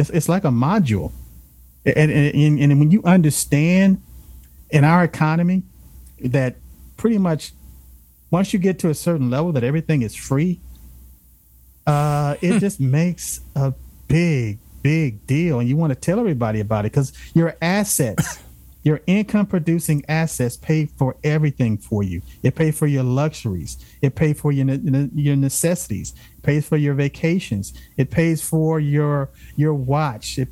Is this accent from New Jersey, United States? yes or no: no; Los Angeles, California, United States; I grew up in South Central